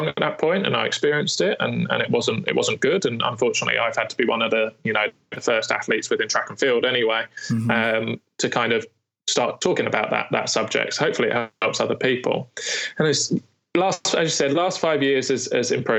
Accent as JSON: {"language": "English", "country": "United Kingdom", "said": "especially as British"}